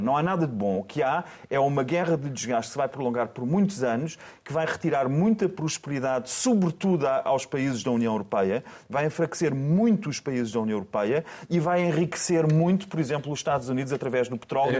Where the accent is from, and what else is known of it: Portugal